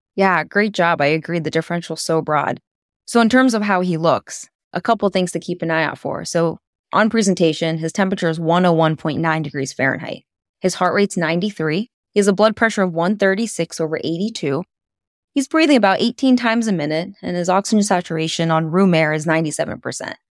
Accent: Pittsburgh, Pennsylvania, United States; now in Sayre, United States; my hometown of Pittsburgh, Pennsylvania

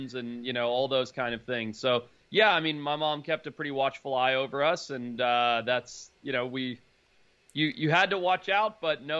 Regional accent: Zimbabwe; also born or lived in United States; I was born in the U.S., but I grew up in Zimbabwe.

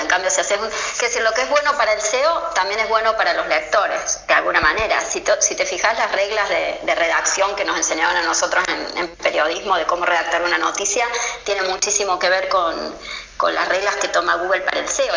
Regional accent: Argentina; now in Spain; cuando viene de Argentina a España

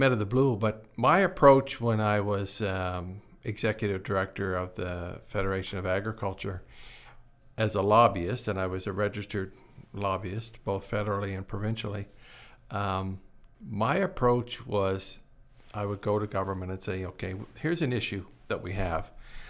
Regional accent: Prince Edward Island, Canada; Well, I grew up in Prince Edward Island, was born and raised there. I spent a lot of time on my granddad's farm as a young man

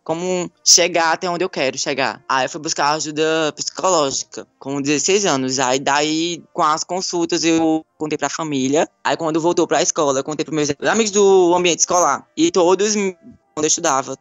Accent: Surubim, Pernambuco, Brazil; Eu nasci e me criei aqui em Surubim mesmo

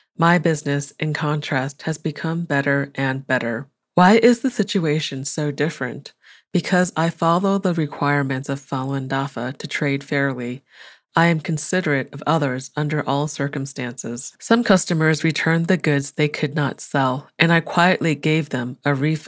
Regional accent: Jilin, China; I cleaned the wound and then drove 500 kilometers, 310 miles, from Dalian to my hometown in Jilin.

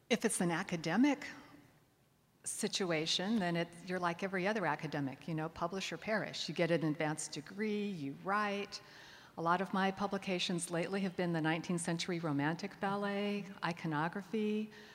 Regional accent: Connecticut suburbs of New York, United States; I'm from the Connecticut suburbs of New York, and I had gone back home to Connecticut

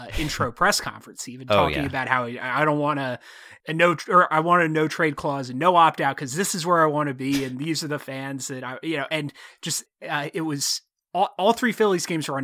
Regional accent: New Jersey, United States; I'm not from Philadelphia. I'm from South Jersey

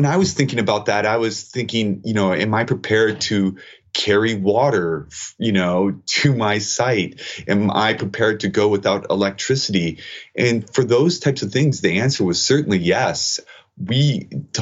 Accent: United States; as an American citizen

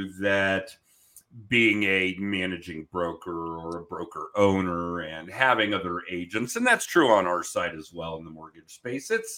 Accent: Denver, Colorado, United States; I grew up here in the Denver area

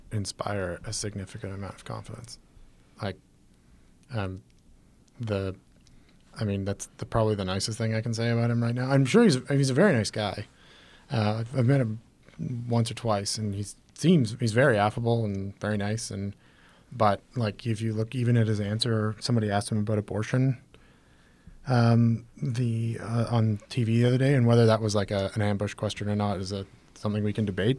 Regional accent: Canada; we were Canadian

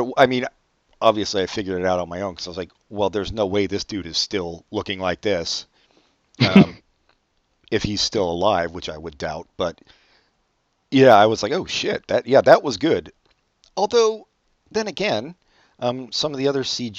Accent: near Three Mile Island, Pennsylvania, United States; I was born near Three Mile Island

